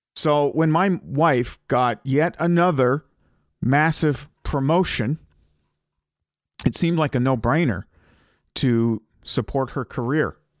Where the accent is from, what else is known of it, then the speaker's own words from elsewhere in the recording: Ottawa, Ontario, Canada; moved away; My wife gets a job promotion to come to Ottawa and it's my hometown.